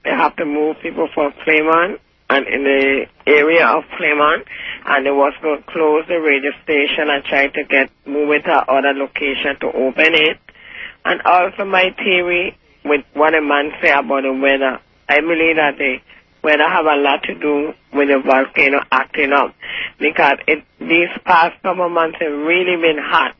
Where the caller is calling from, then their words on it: St. Thomas, U.S. Virgin Islands; I'm calling from St. Thomas.